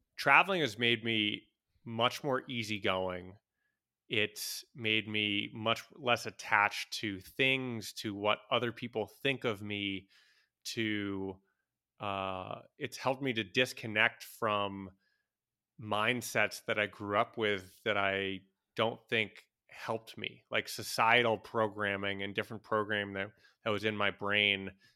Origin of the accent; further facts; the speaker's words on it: United States; moved away; as a American